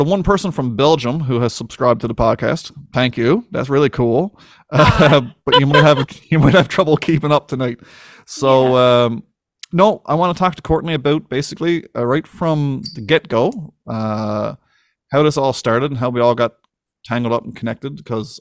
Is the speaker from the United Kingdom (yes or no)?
no; Winterton, Newfoundland and Labrador, Canada; born and raised in Winnerton, Newfoundland